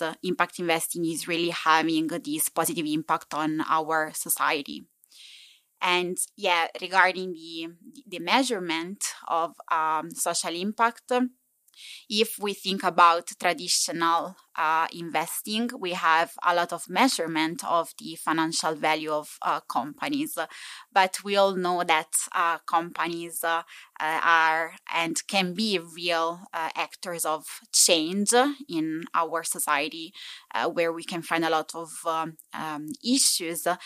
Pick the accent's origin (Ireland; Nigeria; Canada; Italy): Italy; accent: Italian English; English is a second language; moved away as an adult; now in Copenhagen, Denmark; I'm from Italy, given my beautiful Italian English uh, uh, accent